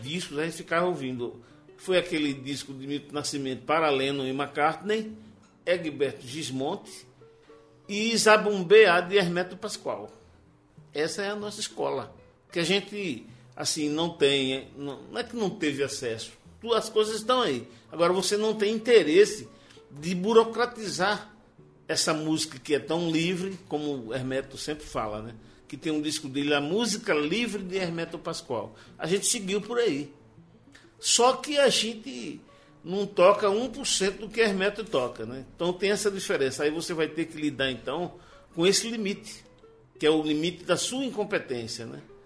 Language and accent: Portuguese; João Pessoa, Paraíba, Brazil; eu já vivi 63 anos em João Pessoa